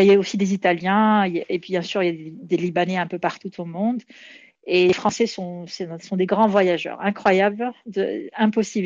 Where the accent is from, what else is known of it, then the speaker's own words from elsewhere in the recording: Morocco; now in Montreal, Canada; au Maroc, mon pays d'origine